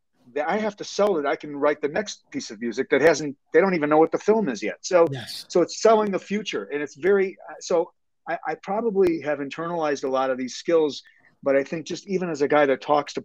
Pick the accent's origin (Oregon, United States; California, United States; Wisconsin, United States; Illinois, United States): Illinois, United States; Chicago; I'm born and raised in Chicago.